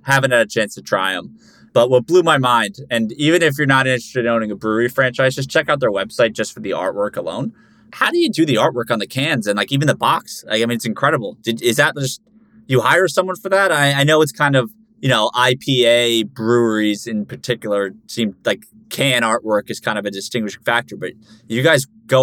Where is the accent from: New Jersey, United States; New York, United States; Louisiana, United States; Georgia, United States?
New Jersey, United States; I grew up in New Jersey